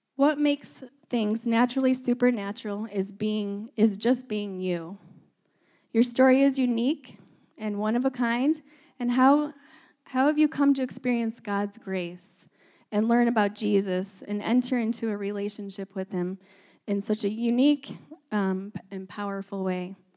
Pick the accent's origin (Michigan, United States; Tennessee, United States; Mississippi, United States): Michigan, United States; moved away as an adult; also born or lived in Ohio / Minnesota / Wisconsin; now in Northern California, United States; I was born in Ohio, grew up in Michigan